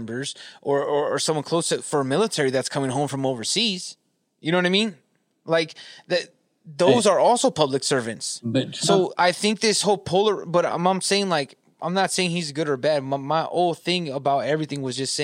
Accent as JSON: {"language": "English", "region": "Southern California", "country": "United States", "tie": "born or raised there", "said": "I grew up in California, Southern California"}